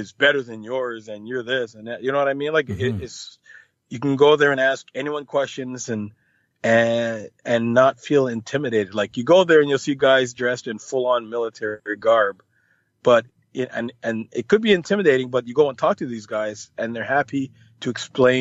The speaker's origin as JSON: {"language": "English", "country": "Canada", "said": "I mostly play in the States and Canada, as I am Canadian"}